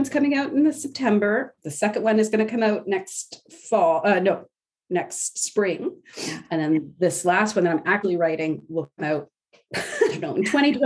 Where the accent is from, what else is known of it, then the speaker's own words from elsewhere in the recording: Eastern Townships, Quebec, Canada; also born or lived in Brussels, Belgium / The Hague, Netherlands; I was born in the Eastern Townships, which are right next to each other, right on the international border